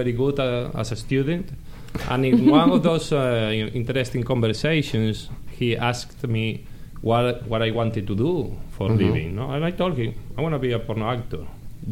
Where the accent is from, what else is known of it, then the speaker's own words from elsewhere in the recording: Caracas, Capital District, Venezuela; English is a second language; moved away; I was born in Caracas, Venezuela.